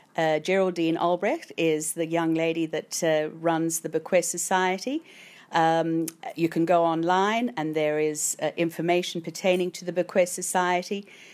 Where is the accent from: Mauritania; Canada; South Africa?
South Africa; now in Australia; I came from South Africa.